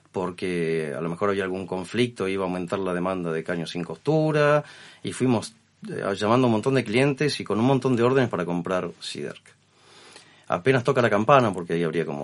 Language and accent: Spanish; Argentina; Yo soy argentino